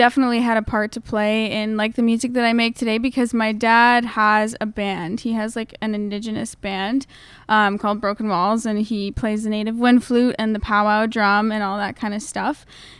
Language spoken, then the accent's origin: English; Napanee, Ontario, Canada; Well, I grew up in a very small town.